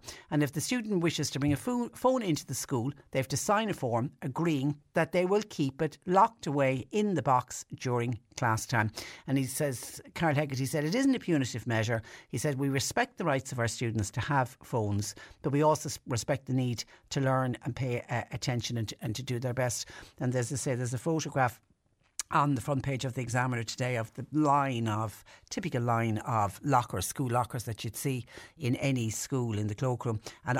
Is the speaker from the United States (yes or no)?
no; Ireland; I'm Irish, you can imagine being a tourist and you've gone completely off the beaten track.